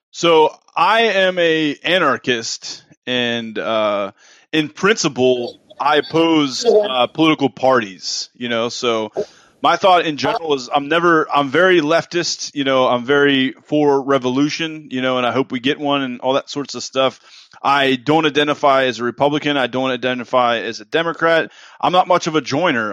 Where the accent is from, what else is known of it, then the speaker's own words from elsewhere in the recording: East Coast, United States; moved away as an adult; now in Texas, United States; I'm from the East Coast. I'm an East Coaster. I've been in Texas for the last uh, year now